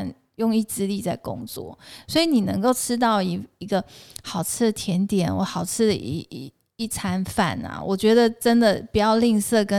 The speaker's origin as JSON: {"language": "Chinese", "region": "Taoyuan", "country": "Taiwan", "tie": "born or raised there", "said": "哦，我是桃园的眷村出来，我不是台北人呐。"}